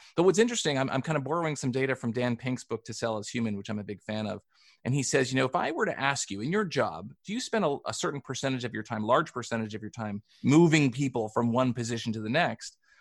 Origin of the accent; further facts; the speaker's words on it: Canada; I'm Canadian and I grew up playing hockey